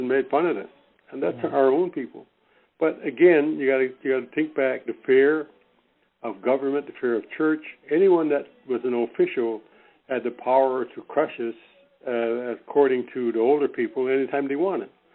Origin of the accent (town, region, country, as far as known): Newfoundland and Labrador, Canada; born or raised there; moved away